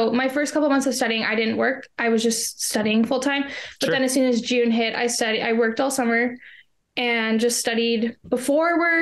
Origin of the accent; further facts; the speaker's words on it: Canada; I am from Canada